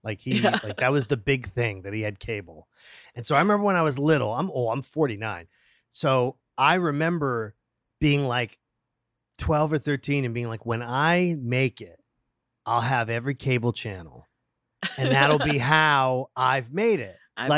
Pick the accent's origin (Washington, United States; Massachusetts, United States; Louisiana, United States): Massachusetts, United States; I'm from Massachusetts.